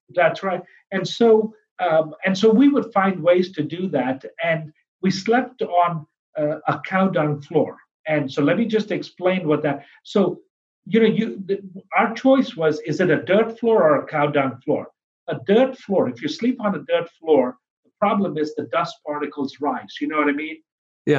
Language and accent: English; India; also born or lived in Pennsylvania, United States; now in Florida, United States; I was born in India um, uh, on the foothills of the Himalayas